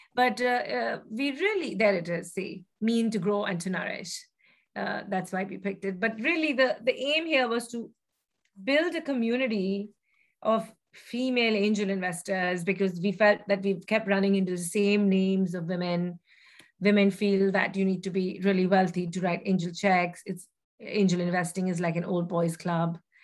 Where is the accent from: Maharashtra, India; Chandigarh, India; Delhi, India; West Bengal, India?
West Bengal, India; Kolkata; moved away as an adult; I grew up actually in Kolkata, uh, in in West Bengal, and uh, spent about the first 18 years of my life there.